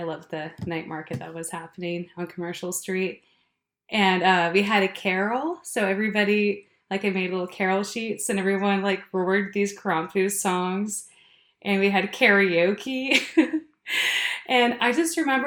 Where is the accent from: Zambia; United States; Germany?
United States; Alaska; now in Bellingham, United States; I grew up in Alaska